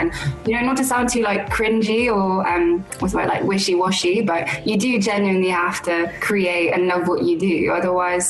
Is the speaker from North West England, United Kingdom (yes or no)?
no; London, United Kingdom; I was born and raised in London.